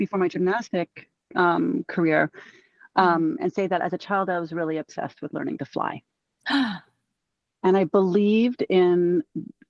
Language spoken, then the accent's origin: English; Southern California, United States; I grew up in Southern California and I grew up in the beaches